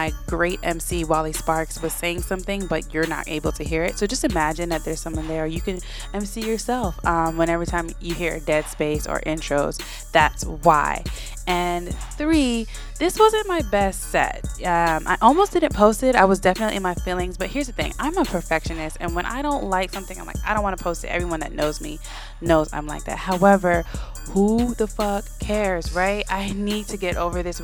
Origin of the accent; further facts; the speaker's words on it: Florida, United States; I was raised in Florida